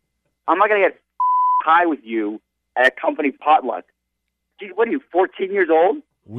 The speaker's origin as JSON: {"language": "English", "region": "New York", "country": "United States", "moved": "yes", "said": "I'm from New York."}